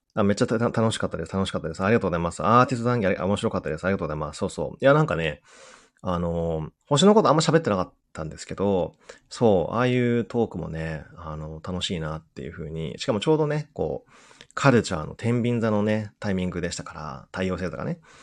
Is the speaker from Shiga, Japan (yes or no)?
no; Udon country, Kagawa, Japan; うどんの国出身なんで